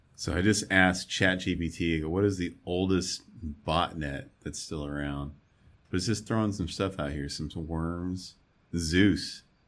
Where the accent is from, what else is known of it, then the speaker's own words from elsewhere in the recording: Arizona, United States; I'm from Arizona.